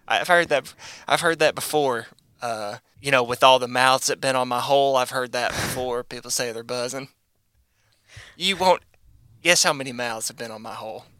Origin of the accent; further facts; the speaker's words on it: United States; I'm American.